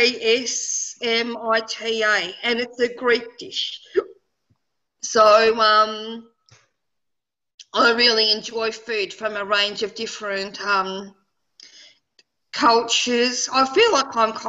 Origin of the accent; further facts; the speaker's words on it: Poland; Being Polish